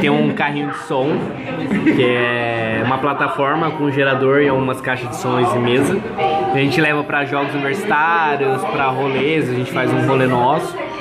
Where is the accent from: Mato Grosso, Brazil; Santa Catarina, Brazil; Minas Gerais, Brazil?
Mato Grosso, Brazil; Cuiabá; moved away as an adult; now in São Paulo, Brazil; sou de Cuiabá, Mato Grosso